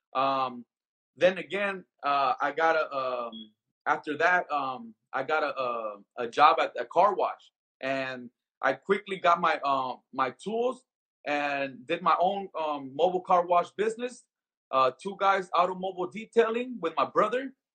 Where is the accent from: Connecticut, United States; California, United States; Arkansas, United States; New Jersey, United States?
California, United States; Compton; moved away as an adult; also born or lived in Skid Row, Los Angeles; now in Las Vegas, United States; growing up in Compton